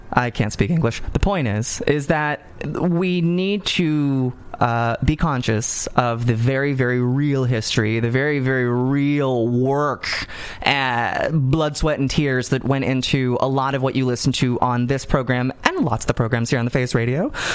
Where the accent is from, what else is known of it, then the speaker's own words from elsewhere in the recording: Southern California, United States; I am from Southern California